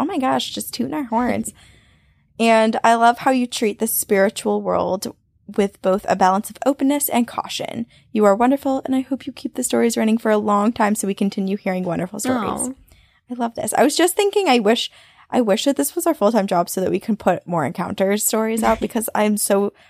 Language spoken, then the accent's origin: English; North Carolina, United States; So I grew up in Western North Carolina, right at the base of the Appalachian Mountains